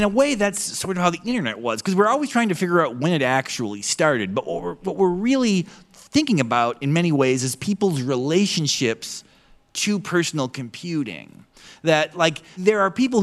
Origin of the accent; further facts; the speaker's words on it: North Dakota, United States; moved away; also born or lived in Ohio; I came from North Dakota and then lived kind of in suburban Ohio